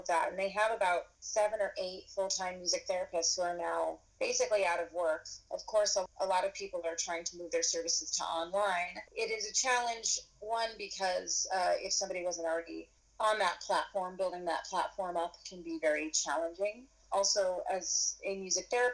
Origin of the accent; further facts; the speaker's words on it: Spokane, Washington, United States; also born or lived in Seattle / New York; I grew up in Spokane, Washington